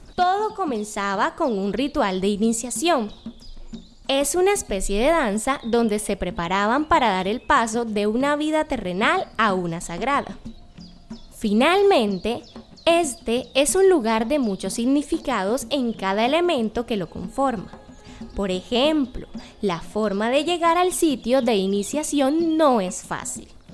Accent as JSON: {"language": "Spanish", "town": "Malambo", "region": "Atlántico", "country": "Colombia", "said": "pertenezco al pueblo indígena Mocaná del territorio de Malambo en el Atlántico"}